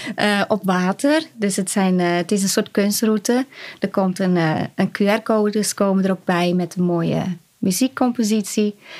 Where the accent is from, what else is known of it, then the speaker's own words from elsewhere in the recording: Urk, Flevoland, Netherlands; Ik kom uit Urk